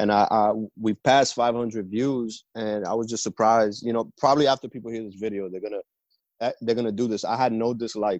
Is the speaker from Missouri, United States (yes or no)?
no; New Jersey, United States; also born or lived in New York / Philadelphia; Jersey's always been my home.